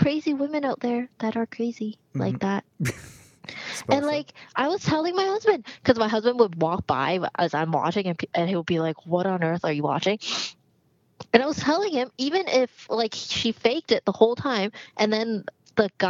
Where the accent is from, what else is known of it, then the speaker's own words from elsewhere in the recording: Hong Kong; moved away; I'm from Hong Kong